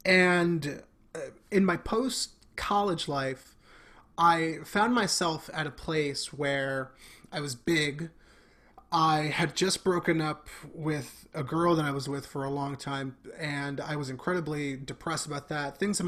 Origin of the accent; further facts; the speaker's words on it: Bronx, New York, United States; being born and raised in the Bronx, I am Mexican and Dominican. So my parents met in the Bronx.